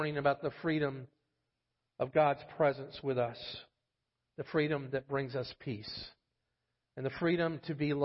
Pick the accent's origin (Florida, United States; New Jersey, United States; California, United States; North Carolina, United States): Florida, United States; moved away; I'm from Florida